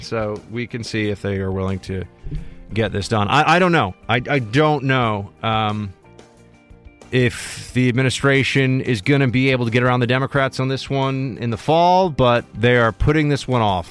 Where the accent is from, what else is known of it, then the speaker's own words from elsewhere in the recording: New York City, New York, United States; I'm a New Yorker, bor-, born and raised right here in the city